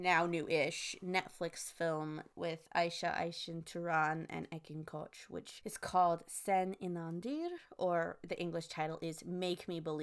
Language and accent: English; United States; we're two American friends on opposite coasts